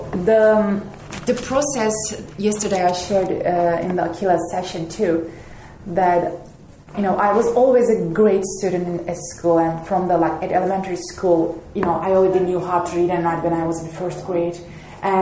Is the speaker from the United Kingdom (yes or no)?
no; Turkey; moved away as an adult; now in Montana, United States; I'm from Turkey